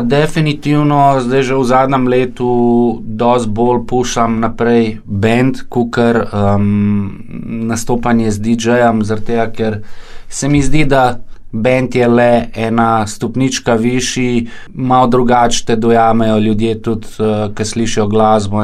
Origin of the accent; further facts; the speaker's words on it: Ljubljana, Slovenia; prihajam iz Dravel